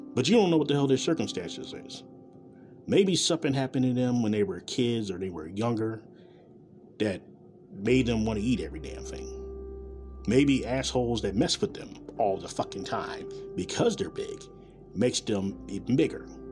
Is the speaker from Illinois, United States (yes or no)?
no; Kansas City, Missouri, United States; from Kansas City, Missouri, my hometown.